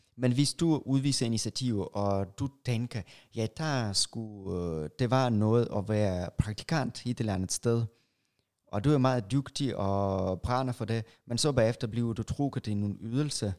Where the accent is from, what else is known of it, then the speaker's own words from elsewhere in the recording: Russia; now in Denmark; jeg er fra Rusland